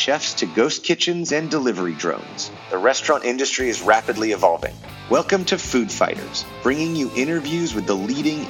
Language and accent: English; Sacramento, California, United States; I'm from Sacramento